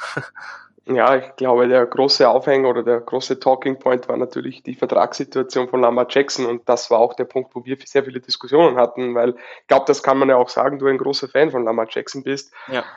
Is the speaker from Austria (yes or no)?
yes; Upper Austria, Austria; Ich Bin aus Oberösterreich, wohne aber nicht weit weg von Salzburg